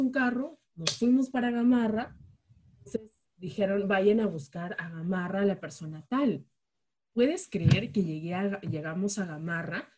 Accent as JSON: {"language": "Spanish", "town": "Chiclayo", "region": "Lambayeque", "country": "Peru", "also_born_or_lived": "Jaén", "moved": "as an adult", "lives_now": "Lima, Peru", "said": "yo no nací en Lima, no me he criado en Lima, yo soy este, de Chiclayo"}